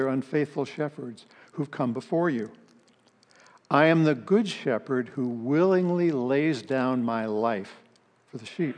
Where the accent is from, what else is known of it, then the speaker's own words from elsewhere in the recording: Palo Alto, California, United States; I grew up in Palo Alto, became a Christian my senior year in high school